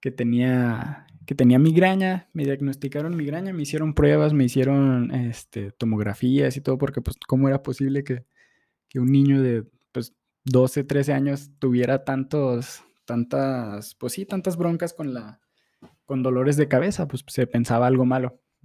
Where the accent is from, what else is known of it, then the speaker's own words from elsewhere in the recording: Durango, Mexico; moved away; vengo de Durango, una ciudad este, hermosa, plana